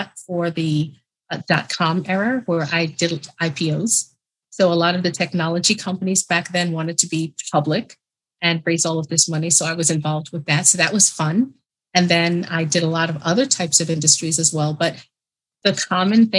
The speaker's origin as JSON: {"language": "English", "town": "New York City", "region": "New York", "country": "United States", "tie": "born or raised there", "said": "I'm from New York, born and raised, New York City"}